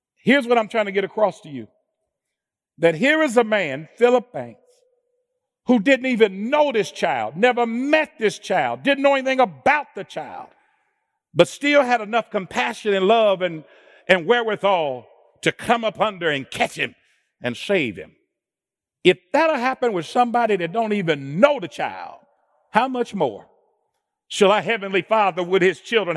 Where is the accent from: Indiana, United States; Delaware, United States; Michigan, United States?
Indiana, United States; Indianapolis; I'm born and raised in Indianapolis